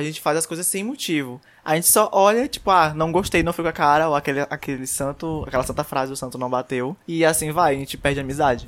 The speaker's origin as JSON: {"language": "Portuguese", "town": "São Luís", "region": "Maranhão", "country": "Brazil", "said": "sou de São Luís do Maranhão"}